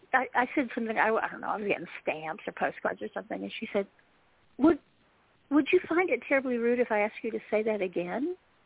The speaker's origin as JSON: {"language": "English", "region": "Southern Appalachia", "country": "United States", "accent": "Southern Appalachian", "said": "I will go directly to my more neutral accent, because people, they not only get distracted by the accent, because they get confused by what I just said. So that's one thing. But with a Southern Appalachian or a Southern accent, people outside this region immediately make an assumption"}